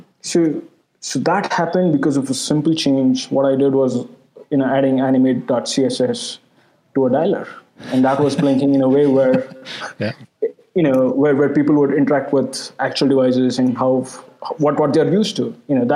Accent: India; I'm an Indian

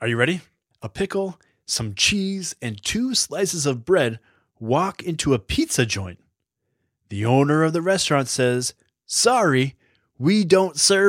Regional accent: Massachusetts, United States; accent: Boston; now in Chicago, United States; I grew up in Massachusetts, and that's where I went to college. And then I became a journalist and moved to Chicago to work at a newspaper here. I used to have a very thick Boston accent.

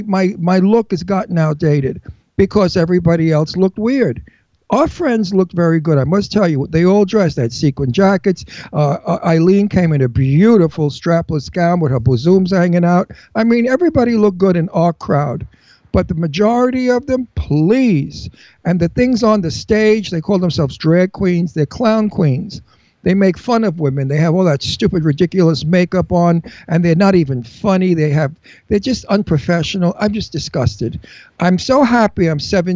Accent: New York, United States; accent: Brooklyn; moved away as an adult; also born or lived in Palm Springs; now in New Hope, Pennsylvania, United States; I was born and raised in New York. I grew up in New York when people were elegant

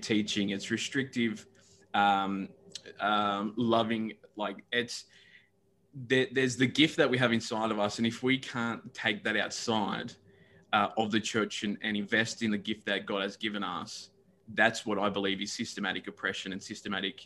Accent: Newcastle, New South Wales, Australia; also born or lived in Brisbane, Australia; I was a kid growing up in Newcastle like from 94 onwards

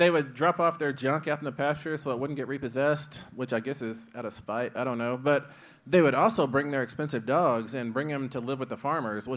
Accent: Midland, Texas, United States; where I grew up in Midland, Texas, like, it's a boom and bust

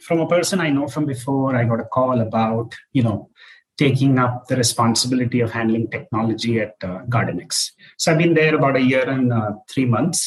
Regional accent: Hyderabad, Telangana, India; moved away as an adult; also born or lived in Chennai, India / San Francisco Bay Area, United States; now in Bangalore, India; So I grew up in Hyderabad, where I attended, Hyderabad Public School

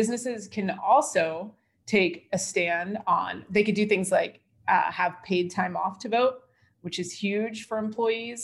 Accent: United States; as an American

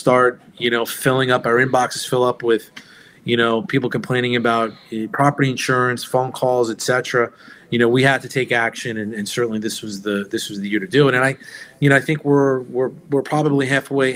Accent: New York, United States; also born or lived in Pinellas County, Florida; now in Indian Rocks Beach, United States; I grew up in New York, and I've lived here in the state of Florida now longer than the time I grew up in New York

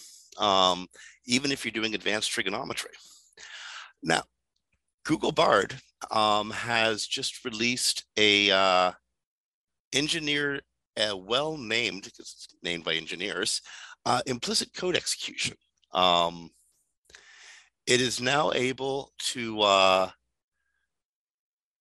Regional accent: Canada; also born or lived in Toronto; I'm Canadian

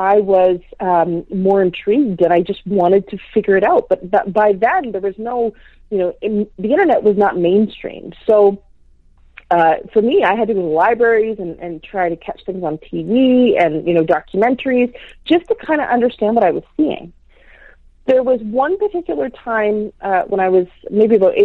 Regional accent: north of Toronto, Ontario, Canada; I was born in Toronto, Ontario, Canada. And my parents, at about 6 years old, my parents decided to migrate north

